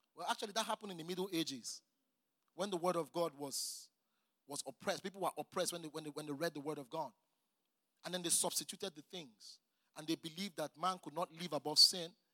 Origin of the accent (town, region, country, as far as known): Nigeria